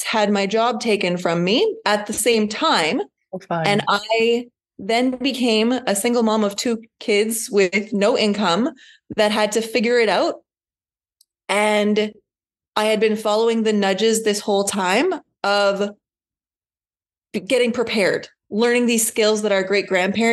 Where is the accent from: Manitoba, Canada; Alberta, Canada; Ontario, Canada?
Manitoba, Canada; just outside Winnipeg; I am from Manitoba, just outside Winnipeg.